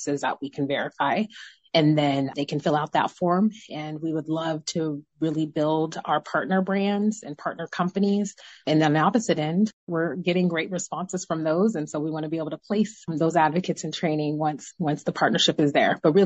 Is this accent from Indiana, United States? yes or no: no; Tacoma, Washington, United States; also born or lived in Federal Way; I'm from Tacoma